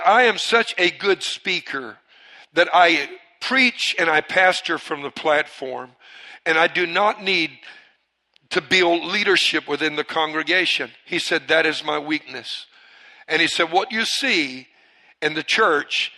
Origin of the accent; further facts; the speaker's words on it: Cajun, Louisiana, United States; I'm part Cajun. I'm Cajun